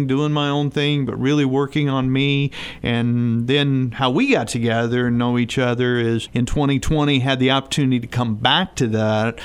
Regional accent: Southwest Missouri, United States; I grew up in Southwest Missouri.

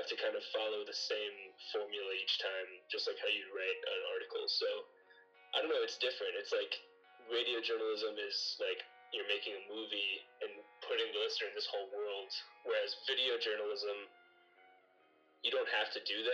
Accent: Louisville, Kentucky, United States; I'm from Louisville, Kentucky

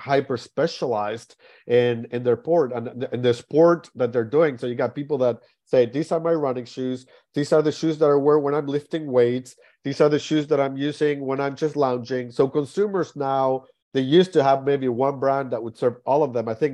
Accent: Argentina; also born or lived in Shanghai, China; now in United States; that's where I grew up playing in Argentina as well

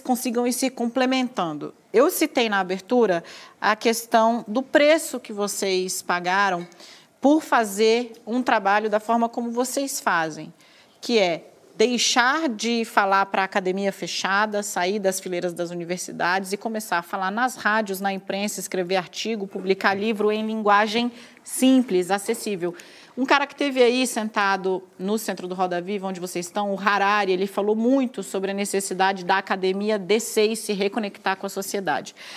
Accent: Brasília, Federal District, Brazil; eu como brasiliense legítima

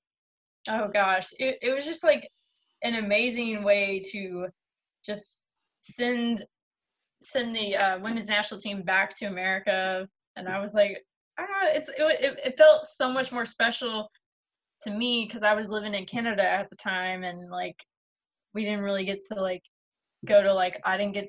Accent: United States; I'm an American

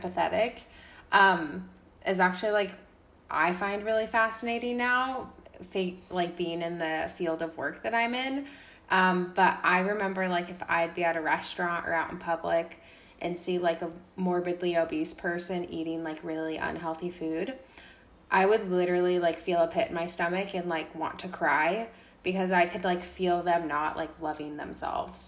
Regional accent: United States; my home country literally falling apart, America

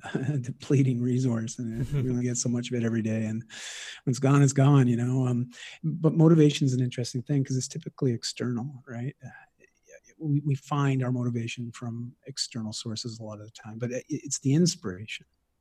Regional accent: Toronto, Ontario, Canada; moved away as an adult; also born or lived in Vancouver; I moved across the country from Toronto to Vancouver for university, and you know, at 18

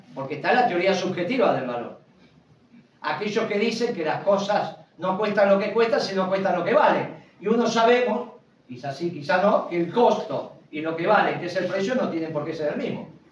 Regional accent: Argentina

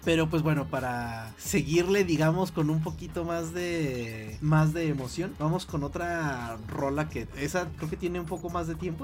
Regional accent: Mexico; a mí me tocó ver la emisión de la versión original aquí en, aquí en México

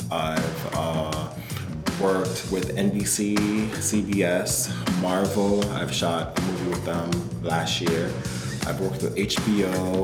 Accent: Washington, District of Columbia, United States; moved away as an adult; also born or lived in Jamaica; now in New York, United States; I moved from Jamaica with my parents into Washington, D.C. when I was 5 years old.

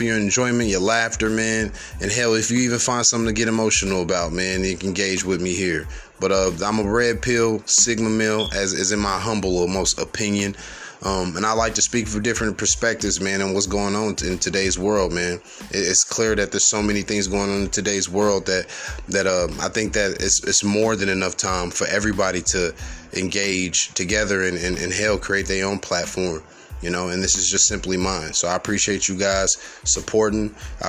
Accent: Kansas City, Missouri, United States; I'm from Kansas City, Missouri

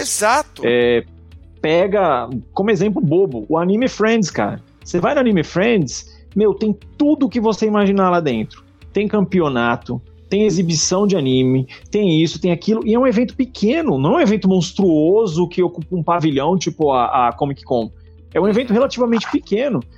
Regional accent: São Paulo, Brazil; eu sou paulistano

